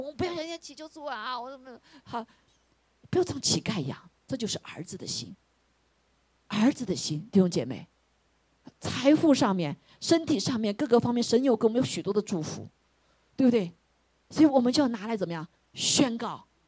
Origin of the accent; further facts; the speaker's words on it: China; 我们中国人